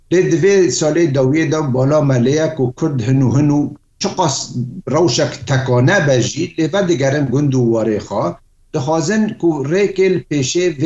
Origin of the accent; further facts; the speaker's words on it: Kafr Safra, Aleppo Governorate, Syria; gundê min kefer sefrê ku kurêdayê herê navçeha cindirêsê